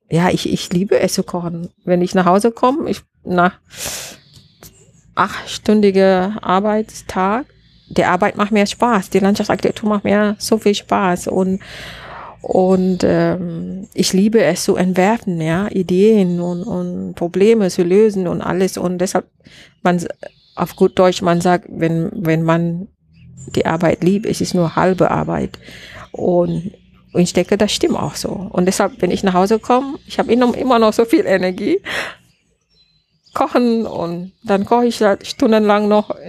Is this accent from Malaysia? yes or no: yes; Malaysia; German is a second language; now in Germany; Also ich denke, ich bin auch so, vielleicht hängt das auch von ähm, meine, äh, wie sagt man, wo ich herkomme. Und äh, in, in Malaysia, wir müssen immer lernen, Geduld zu haben.